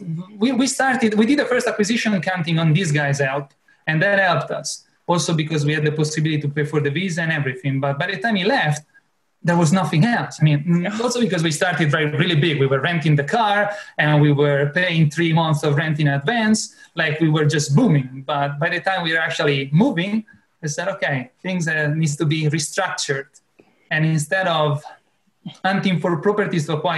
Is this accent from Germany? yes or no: no; Italy; English is a second language; moved away as an adult; now in Clearwater, United States; I'm from Italy and we've been here for about 5 years now.